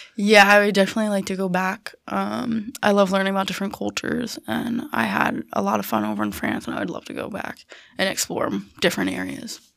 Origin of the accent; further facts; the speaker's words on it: Herndon, Pennsylvania, United States; moved away as an adult; also born or lived in Selinsgrove, Pennsylvania; I am originally from Herndon, Pennsylvania. I went to London High School.